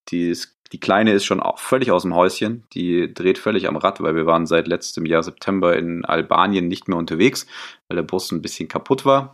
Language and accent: German; Stuttgart, Baden-Württemberg, Germany; moved away as an adult; now in Munich, Germany; komme aus München, gebürtig aber eher so aus äh, Stuttgart, die Ecke. Ähm, bin aber schon vor sechs Jahren hier nach München gekommen